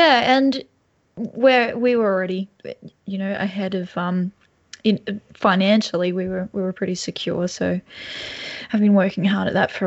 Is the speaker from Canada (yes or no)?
no; Lake Macquarie, New South Wales, Australia; I'm in Lake Macquarie, but I grew up in Lake Macquarie, just near Charlestown as well.